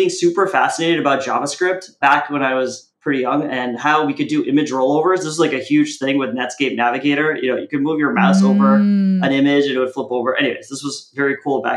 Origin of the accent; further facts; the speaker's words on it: United States; also born or lived in India / Kuwait; when I was four, we came to America